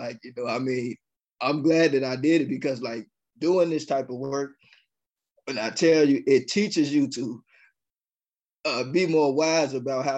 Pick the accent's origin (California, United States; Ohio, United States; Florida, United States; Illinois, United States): Illinois, United States; Chicago; I'm born and raised in Chicago